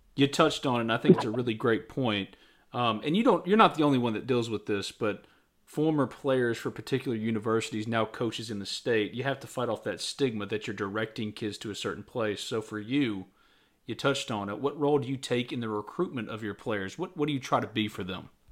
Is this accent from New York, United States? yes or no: no; New Albany, Mississippi, United States; I grew up in New Albany, Mississippi